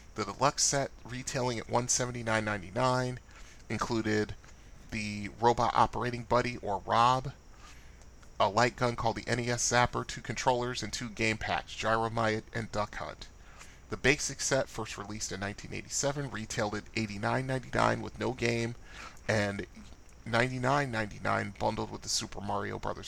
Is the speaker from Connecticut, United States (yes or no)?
yes; Bridgeport, Connecticut, United States; I'm from Bridgeport, Connecticut, which is only uh, a 60-minute drive from New York City.